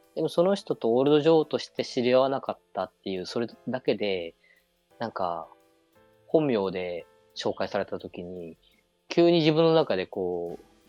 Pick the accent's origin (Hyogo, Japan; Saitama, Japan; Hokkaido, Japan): Hokkaido, Japan; 俺北海道出身だけど